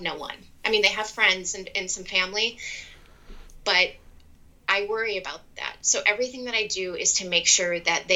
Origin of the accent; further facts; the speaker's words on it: Wisconsin, United States; I went to the University of Wisconsin. I'm from Wisconsin